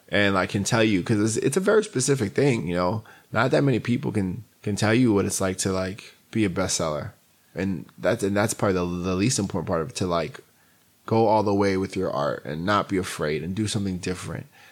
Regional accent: New York City, New York, United States; I grew up in Queens, New York

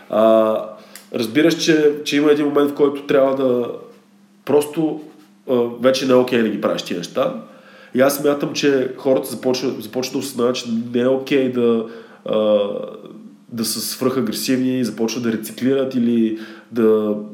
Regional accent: Plovdiv, Plovdiv Province, Bulgaria; имах няколко изложби в София и в Пловдив, също съм и от Пловдив, не в Пловдив

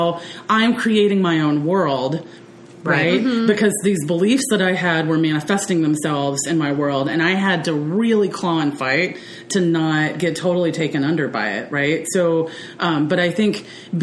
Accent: the South, United States; also born or lived in Netherlands; I was raised in the South

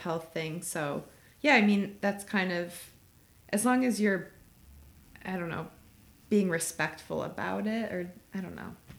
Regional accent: Chicago, Illinois, United States; moved away as an adult; now in Oakland, United States; I grew up in Chicago, went to school in Illinois, lived in Chicago after graduation

